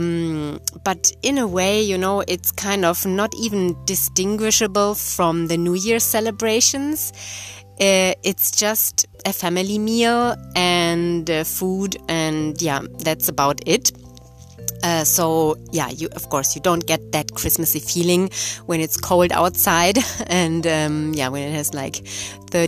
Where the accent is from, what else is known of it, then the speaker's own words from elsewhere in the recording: Germany; moved away as an adult; also born or lived in Brazil; I grew up in Germany